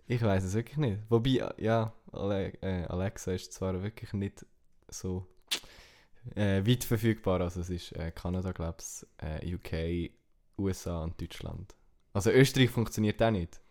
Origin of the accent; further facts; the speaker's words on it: Switzerland; German is a second language; als Schweizer halt noch schwierig, weil du entweder musst Hochdeutsch reden oder Englisch.